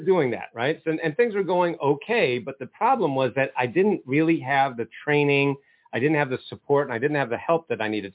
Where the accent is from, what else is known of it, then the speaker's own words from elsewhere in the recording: Maine, United States; moved away as an adult; now in Ohio, United States; I'm from Maine